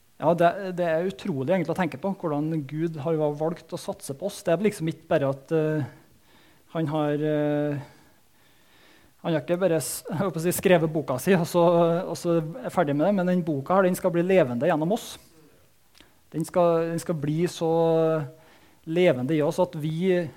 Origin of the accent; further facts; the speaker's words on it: Soknedal, Trøndelag, Norway; Jeg vokste opp i Soknedalen